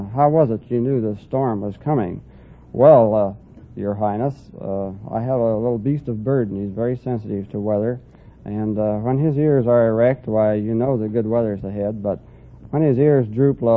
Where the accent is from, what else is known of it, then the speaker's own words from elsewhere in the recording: Des Moines, Iowa, United States; Des Moines, Iowa